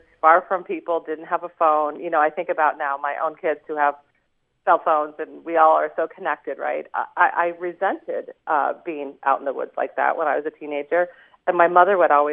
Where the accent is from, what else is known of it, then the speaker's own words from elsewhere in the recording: Aitkin County, Minnesota, United States; my hometown county newspaper, the Aiken Independent Age